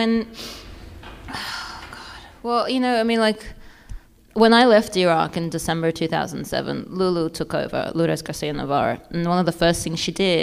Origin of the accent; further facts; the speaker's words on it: Australia; now in United States; I'm Australian